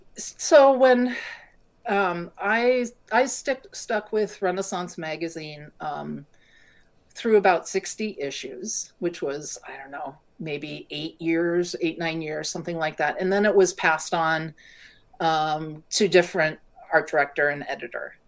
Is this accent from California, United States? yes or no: yes; California, United States; moved away; I grew up in California